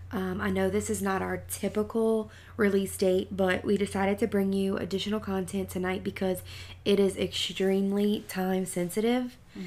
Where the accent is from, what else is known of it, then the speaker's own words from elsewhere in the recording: St. John the Baptist Parish, Louisiana, United States; St. John Parish, which is my hometown